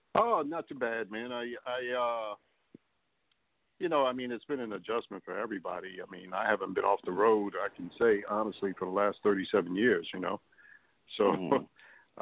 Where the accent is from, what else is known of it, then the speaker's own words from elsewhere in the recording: New York City, New York, United States; I grew up in New York City.